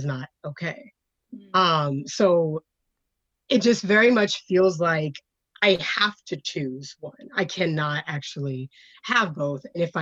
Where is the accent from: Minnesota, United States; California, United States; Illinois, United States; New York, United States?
California, United States; Fountain Valley; moved away; where I grew up was in Fountain Valley, California